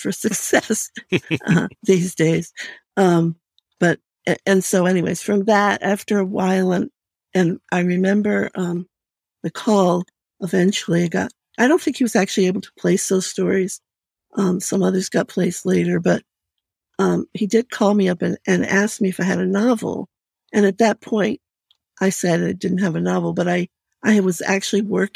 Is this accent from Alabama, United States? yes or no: no; Vermont, United States; I grew up in Vermont.